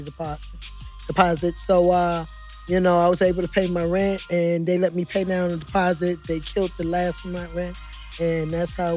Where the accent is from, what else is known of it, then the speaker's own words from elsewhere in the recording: New York City, New York, United States; also born or lived in Harlem, New York / San Diego, California; now in St. Louis, United States; I'm born in Harlem, raised up in the Bronx. I moved here in 2012 from San Diego, California.